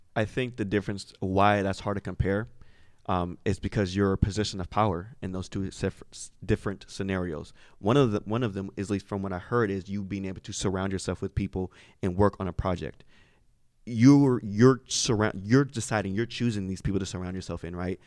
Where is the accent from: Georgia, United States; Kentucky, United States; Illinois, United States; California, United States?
California, United States; Sacramento; I'm from Sacramento